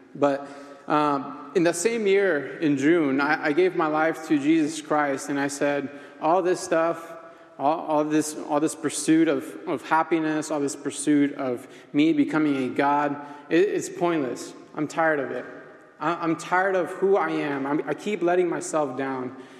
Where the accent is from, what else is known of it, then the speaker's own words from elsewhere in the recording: Mexico; I'm from Mexico.